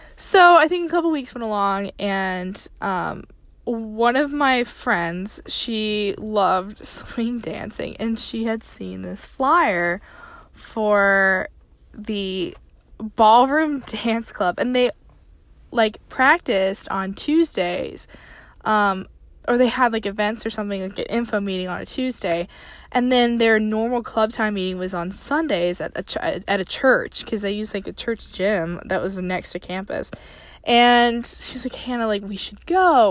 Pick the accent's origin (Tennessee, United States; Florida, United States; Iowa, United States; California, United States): Tennessee, United States; I grew up in Tennessee